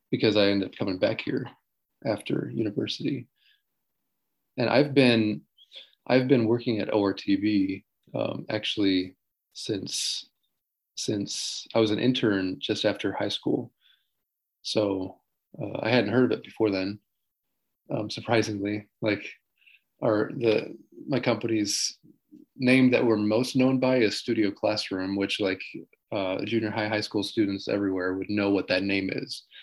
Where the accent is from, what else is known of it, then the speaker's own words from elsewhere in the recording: Taichung, Taiwan; also born or lived in New Jersey, United States / Taipei; I was born in New Jersey, but I don't really remember it at all because um, my parents came out here when they were when I was four months old. So, yeah, I grew up in Taichung mostly, and then a little bit in Taipei